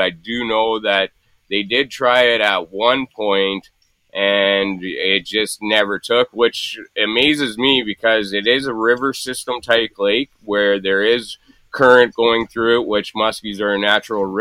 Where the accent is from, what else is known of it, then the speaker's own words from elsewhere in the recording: Thunder Bay, Ontario, Canada; It's about an hour outside Thunder Bay, which is a long ways from Lac Seul and Sulicote, and Kenora, actually, in Lake of the Woods. It's about 4 hours from Sulicote, Lac Seul, 8 hours from Lake of the Woods, but that was my hometown.